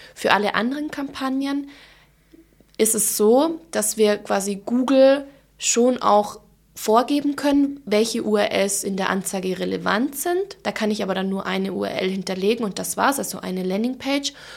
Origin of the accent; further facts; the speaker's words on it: Allgäu, Bavaria, Germany; accent: Allgäu dialect; now in Munich, Germany; wie man vielleicht jetzt auch an ähm, meinem Dialekt ein bisschen hören kann. Ähm, ich komme ursprünglich aus dem Allgäu